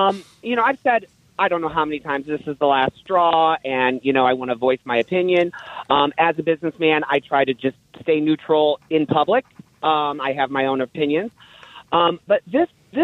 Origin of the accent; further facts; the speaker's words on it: United States; I, as an American